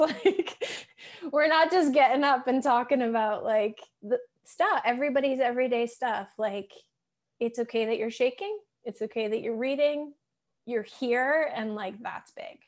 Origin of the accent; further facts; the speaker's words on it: Massachusetts, United States; I'm from Massachusetts